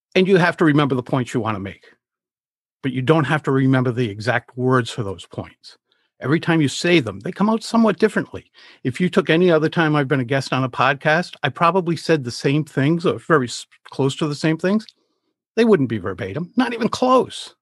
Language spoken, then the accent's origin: English; Rhode Island, United States; I'm from Rhode Island. I've spent the vast majority of my life here